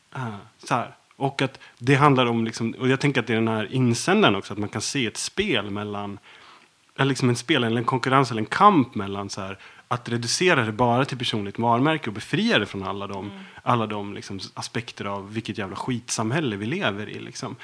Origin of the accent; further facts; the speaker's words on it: Dalarna County, Sweden; jag är uppvuxen i Dalarna